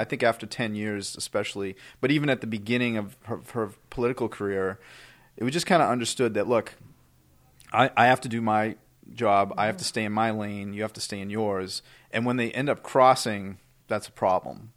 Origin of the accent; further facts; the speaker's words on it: Boston, Massachusetts, United States; we grew up in Dorchester